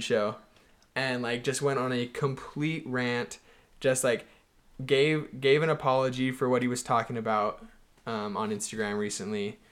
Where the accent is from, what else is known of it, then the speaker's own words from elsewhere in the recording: Houston, Texas, United States; I'm from Houston, Texas